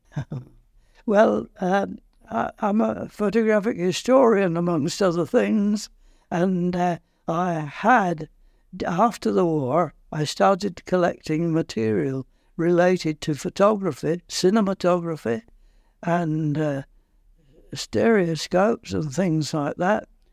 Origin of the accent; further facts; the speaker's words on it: Lancashire, North West England, United Kingdom; moved away as an adult; also born or lived in Kingston upon Thames, England; now in Port Erin, Isle of Man; I'm not a Londoner, I'm from Lancashire.